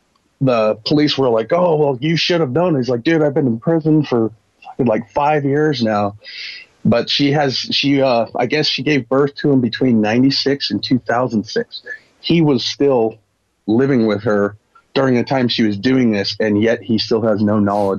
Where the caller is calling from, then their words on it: Utah, United States; I'm in Utah.